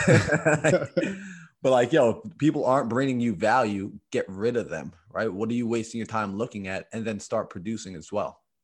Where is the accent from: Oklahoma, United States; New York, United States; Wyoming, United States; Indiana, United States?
New York, United States; I came from New York. I'm from New York. That's where I'm based